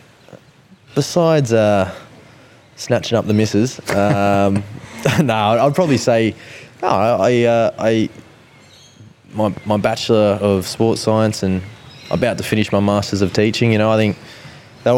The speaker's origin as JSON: {"language": "English", "area": "Central Coast", "region": "New South Wales", "country": "Australia", "tie": "born or raised there", "said": "doing the trips up to Sydney a lot when I was younger from the Central Coast"}